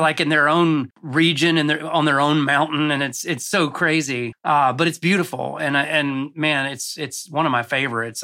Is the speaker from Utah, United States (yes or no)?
no; Cartersville, Georgia, United States; moved away as an adult; also born or lived in Rome, Georgia / Los Angeles; I grew up in North Georgia in a town called Cartersville.